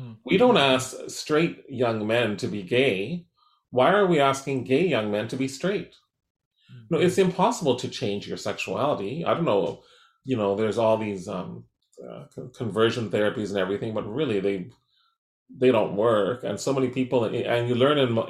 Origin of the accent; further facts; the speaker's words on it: Surrey, British Columbia, Canada; growing up in Surrey Newton, a working class area, a very racially divided town in Surrey